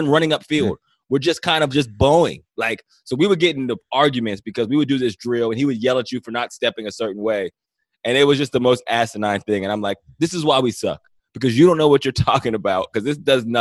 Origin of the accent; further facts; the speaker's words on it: Johnstown, Pennsylvania, United States; also born or lived in Cleveland; now in Los Angeles, United States; I'm a small town guy. I'm from Johnstown, Pennsylvania.